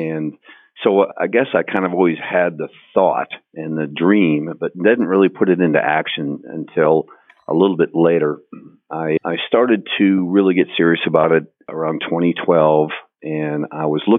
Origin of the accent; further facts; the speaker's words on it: Wisconsin, United States; moved away as an adult; now in Houston, United States; literally out in the country in Wisconsin